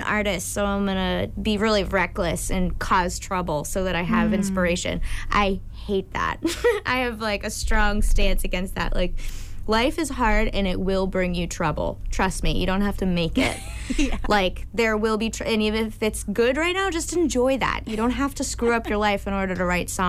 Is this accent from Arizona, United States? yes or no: no; Plymouth, Massachusetts, United States; also born or lived in Hyannis, Massachusetts; I grew up in Plymouth, but I went to high school in Hyannis